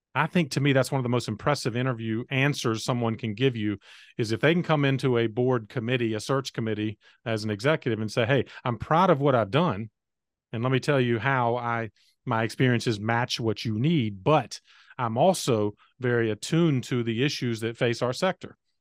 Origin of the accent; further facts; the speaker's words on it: North Carolina, United States; came back to my home state of North Carolina